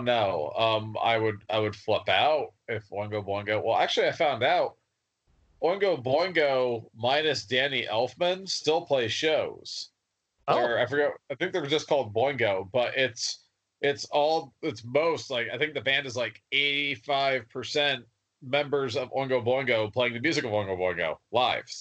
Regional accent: New Jersey, United States; I'm from New Jersey.

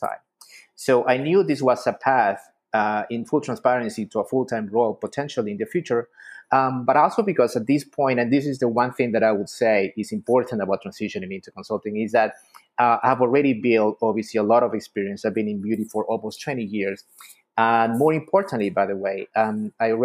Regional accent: Ecuador; moved away as an adult; also born or lived in Miami, United States; now in United States; I'm actually from Ecuador. I came to the U.S. First as a student

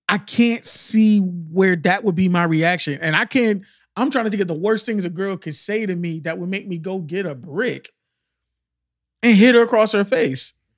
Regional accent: Miami, Florida, United States; I'm from Miami

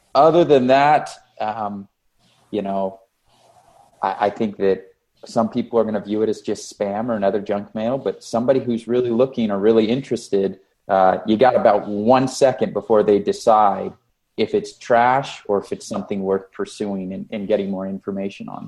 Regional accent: Las Vegas, Nevada, United States; this is my hometown boot camp

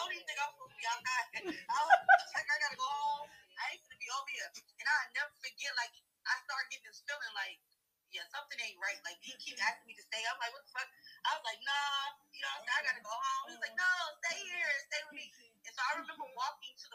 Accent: Orlando, Florida, United States; Growing up in Orlando, Florida

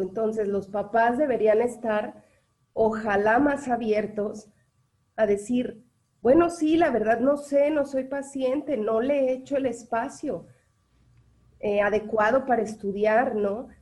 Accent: Mexico; porque somos mexicanos

